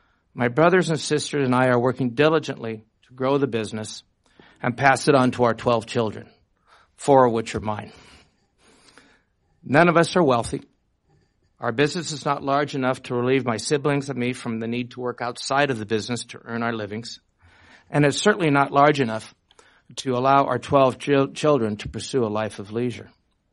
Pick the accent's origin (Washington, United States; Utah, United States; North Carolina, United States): Washington, United States; Redmond; also born or lived in Bellevue, Washington; In 1957, we also bought our home and family farm called Gunshy Manor, which is also located in Redmond. We moved from Bellevue to Redmond